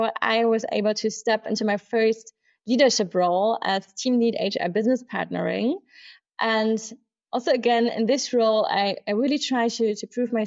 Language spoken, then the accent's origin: English; Munich, Bavaria, Germany; I'm a true Münchner Kinder, born and raised in Munich.